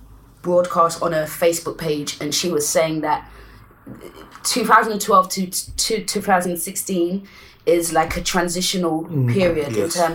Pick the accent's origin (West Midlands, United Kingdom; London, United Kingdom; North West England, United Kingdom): London, United Kingdom; we're both from South, so we've always had the mental illness thing.